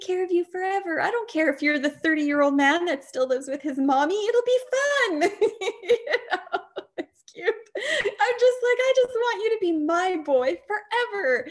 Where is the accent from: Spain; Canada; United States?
Canada; I'm not American, I'm Canadian